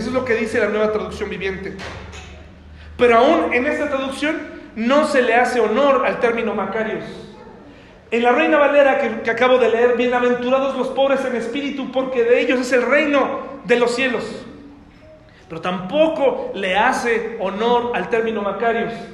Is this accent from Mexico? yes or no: yes; Mexico